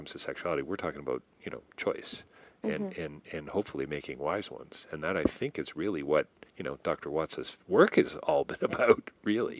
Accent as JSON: {"language": "English", "town": "Toronto", "region": "Ontario", "country": "Canada", "tie": "born or raised there", "said": "I grew up in Toronto"}